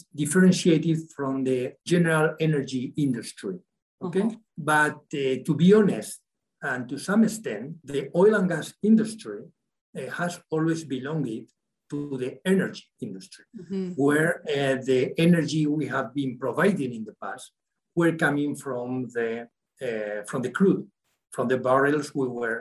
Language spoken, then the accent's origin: English; San Sebastian, Basque Country, Spain; also born or lived in La Rioja; I was born in San Sebastian, which is the core of the Basque country